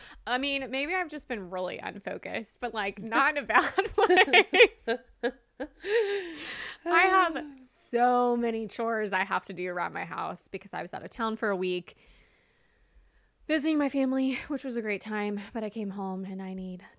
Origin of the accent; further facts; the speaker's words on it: the South, United States; Which, I'm from the South. I grew up in the South. That does not happen.